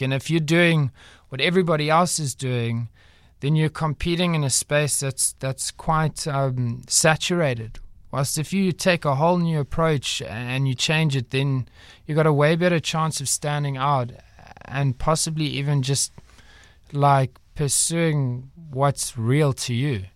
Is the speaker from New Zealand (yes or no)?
no; Durban, KwaZulu-Natal, South Africa; moved away as an adult; now in Cape Town, South Africa; I was born in Durban, raised there for most of my life, and then, uh, I came down here